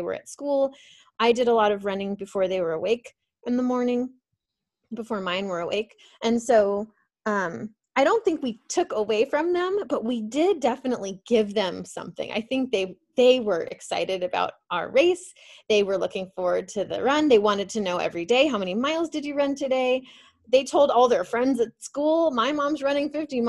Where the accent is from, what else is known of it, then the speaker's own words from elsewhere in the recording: Phoenix, Arizona, United States; I'm from Phoenix, Arizona. So for me, it's like hot and sunny every day of my life